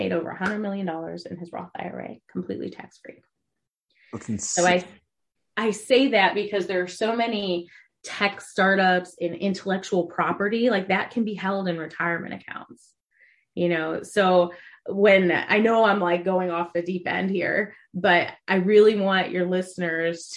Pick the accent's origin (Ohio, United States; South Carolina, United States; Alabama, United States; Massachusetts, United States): Ohio, United States; I'm from Ohio. So we have a lot of corn and cows in Ohio